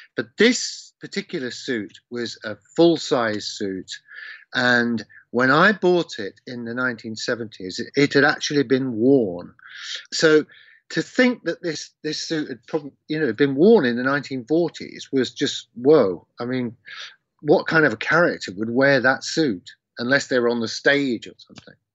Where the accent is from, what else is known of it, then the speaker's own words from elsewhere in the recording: Leicester, East Midlands, United Kingdom; my hometown in Leicester